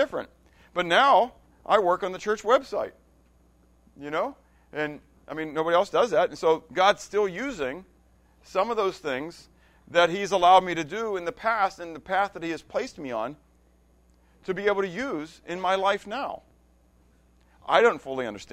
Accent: Pittsburgh, Pennsylvania, United States; Pittsburgh, when I grew up, Pittsburgh was a steel town

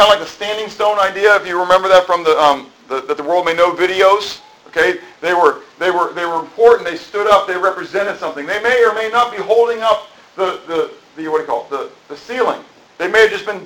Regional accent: United States; I am an American, but I am a Christian. And my citizenship is in heaven. That's where I'm on the rolls. I happen to have been born here

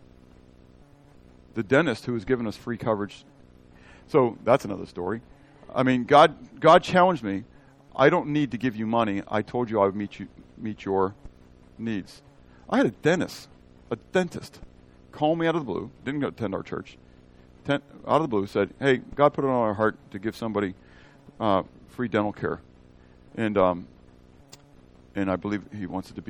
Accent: United States; as an American

